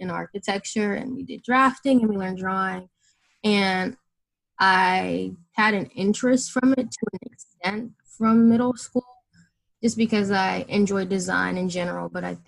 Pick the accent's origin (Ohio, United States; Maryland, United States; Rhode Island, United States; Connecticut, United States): Maryland, United States; Bowie; moved away as an adult; I'm originally from Bowie, Maryland, so not too far from Columbia